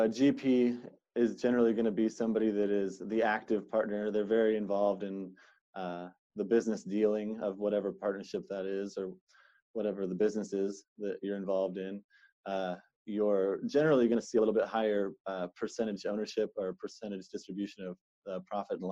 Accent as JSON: {"language": "English", "town": "Seattle", "region": "Washington", "country": "United States", "tie": "born or raised there", "said": "born and raised in Seattle, Washington"}